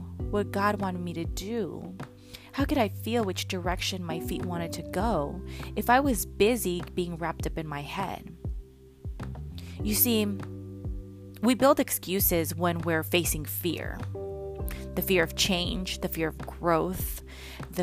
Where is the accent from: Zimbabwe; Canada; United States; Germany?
United States; San Jose, California; moved away as an adult; now in Los Angeles, United States; I'm originally from San Jose. And for those that may not know, that's about 30 minutes, 40 minutes south of San Francisco, Northern California.